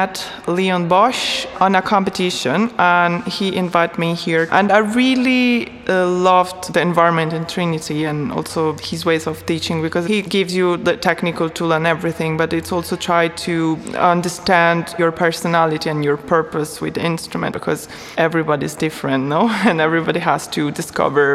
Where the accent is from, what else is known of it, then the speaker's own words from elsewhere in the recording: Lucca, Tuscany, Italy; English is a second language; moved away as an adult; I was born in Italy, in Lucca, Tuscany, from a German mother, an Italian father